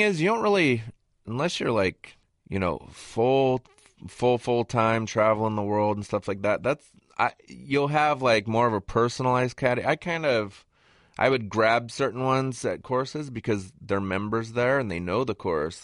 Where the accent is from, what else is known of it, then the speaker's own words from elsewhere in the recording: Southern California, United States; growing up in Southern California